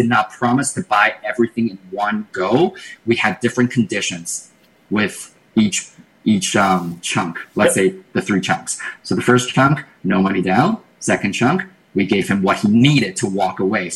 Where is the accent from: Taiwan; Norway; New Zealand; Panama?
Taiwan; English is a second language; now in Canada; I'm from Asia originally, and I was born and raised in Taiwan.